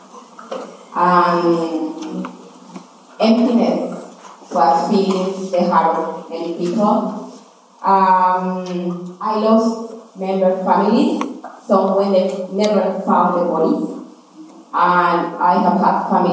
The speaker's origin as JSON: {"language": "English", "country": "Colombia", "tie": "born or raised there", "also_born_or_lived": "Cali, Colombia / Bogota, Colombia", "second_language": "English", "moved": "yes", "said": "I grew up in between two cities in Colombia, Cali and Bogota."}